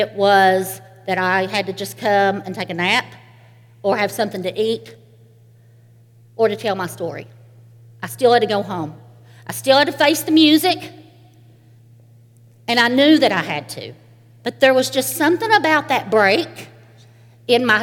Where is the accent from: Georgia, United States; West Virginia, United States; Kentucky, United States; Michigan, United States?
Kentucky, United States; Eastern; I am from Eastern Kentucky, a holler. And where I'm from, it's quite normal to live next door to your grandparents